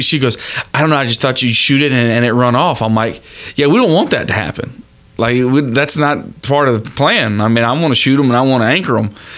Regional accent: Florida, United States; I was born and raised in Florida

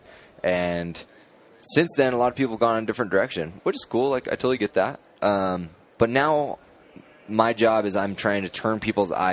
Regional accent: Boise, Idaho, United States; I'm from Boise, so I'm up in Idaho, and I've been there for a long time

